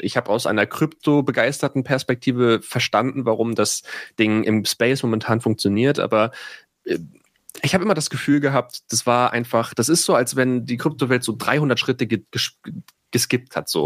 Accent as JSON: {"language": "German", "town": "Itzehoe", "region": "Schleswig-Holstein", "country": "Germany", "moved": "yes", "said": "wo ich herkomme, aus Itzehoe"}